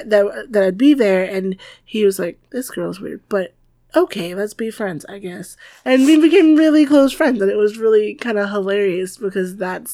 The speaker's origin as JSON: {"language": "English", "region": "the South", "country": "United States", "said": "I'm from the South. We use lots of butter."}